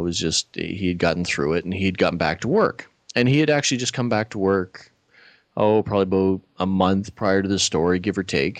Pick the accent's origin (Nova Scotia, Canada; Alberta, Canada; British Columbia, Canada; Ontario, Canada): Nova Scotia, Canada; moved away; where I grew up in Nova Scotia